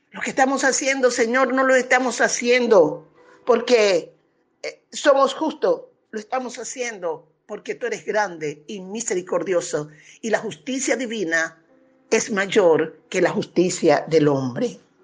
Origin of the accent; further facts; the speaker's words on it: Venezuela; somos nosotros, pueblo venezolano